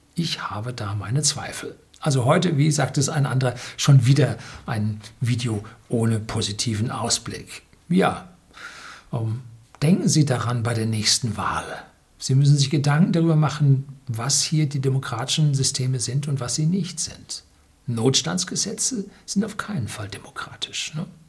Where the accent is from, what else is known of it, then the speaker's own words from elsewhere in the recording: Germany; hier bei uns in Deutschland